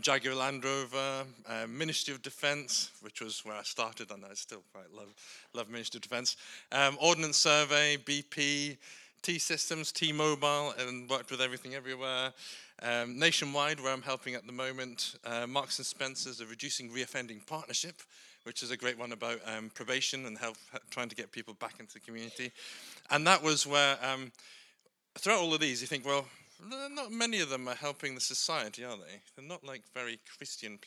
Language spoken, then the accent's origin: English; Scotland, United Kingdom; I'm Scottish.